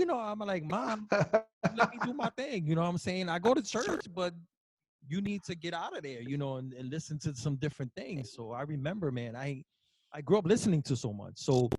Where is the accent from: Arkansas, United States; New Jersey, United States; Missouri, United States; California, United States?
New Jersey, United States; I'm from the East Coast, so I grew up in Jersey.